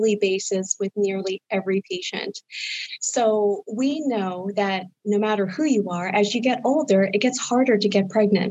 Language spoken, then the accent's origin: English; Harrisburg, Pennsylvania, United States; also born or lived in Boston / Philadelphia / Washington, D.C.; I am a native to Central Pennsylvania. I grew up in the Harrisburg area